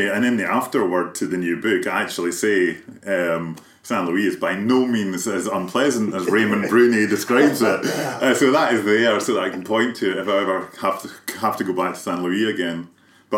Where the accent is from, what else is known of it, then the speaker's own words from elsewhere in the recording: Kilmarnock, Scotland, United Kingdom; Kilmarnock, my hometown